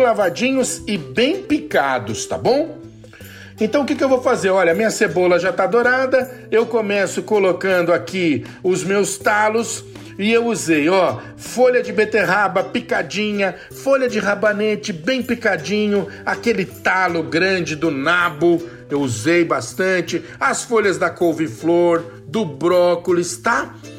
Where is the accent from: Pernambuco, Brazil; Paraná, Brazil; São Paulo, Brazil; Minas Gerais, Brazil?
São Paulo, Brazil; Eu sou de São Paulo, do Sudeste